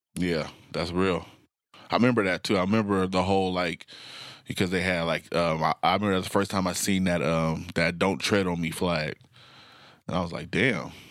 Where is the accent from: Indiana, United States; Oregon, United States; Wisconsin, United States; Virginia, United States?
Oregon, United States; Portland; I grew up in North and Northeast Portland